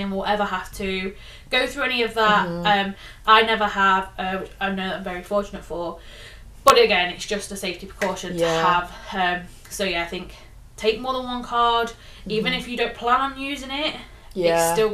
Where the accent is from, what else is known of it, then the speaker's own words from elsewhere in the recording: England, United Kingdom; we're very fortunate as English people that most people speak our language